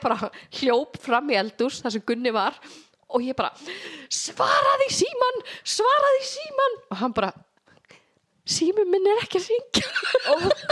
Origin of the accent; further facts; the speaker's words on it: Fáskrúðsfjörður, Eastern Region, Iceland; also born or lived in North Iceland / Reykjavík; now in Reyðarfjörður, Iceland; ég er að austan ég er frá Fáskursfyrði en ég flutti síðan norður